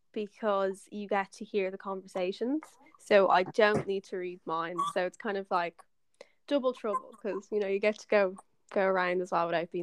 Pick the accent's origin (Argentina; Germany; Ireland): Ireland; Kildare, Leinster; I'm 22, I'm from Kildare, and I study marketing at NCI